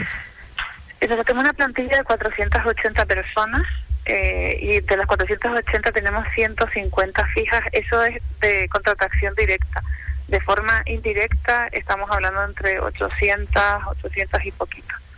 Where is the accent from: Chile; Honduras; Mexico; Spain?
Spain; Fuerteventura, Canary Islands; lo que somos los isleños de Fuerteventura